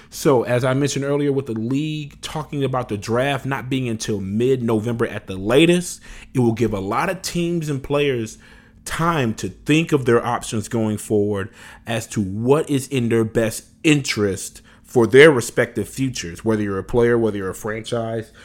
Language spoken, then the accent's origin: English; Louisiana, United States; moved away; I'm originally from Louisiana